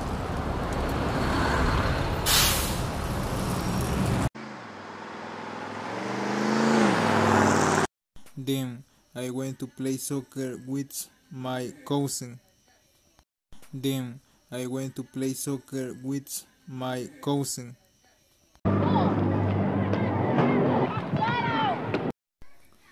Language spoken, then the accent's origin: English; El Salvador; English is a second language; I am from El Salvador